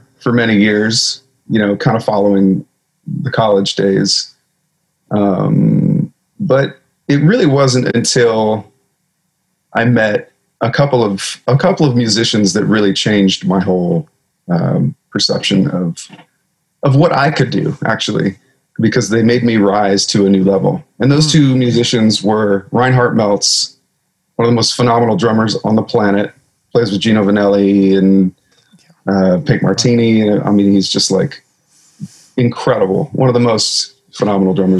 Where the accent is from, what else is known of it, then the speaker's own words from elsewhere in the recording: a farm about an hour south of Portland, Oregon, United States; also born or lived in California; We moved to an 80-acre farm out in the middle of nowhere, about an hour south of Portland